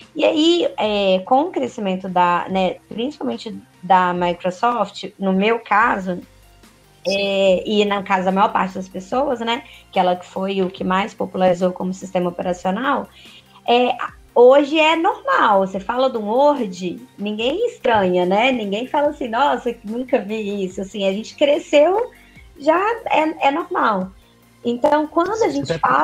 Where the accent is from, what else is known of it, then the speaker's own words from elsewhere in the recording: Minas Gerais, Brazil; Eu sou mineira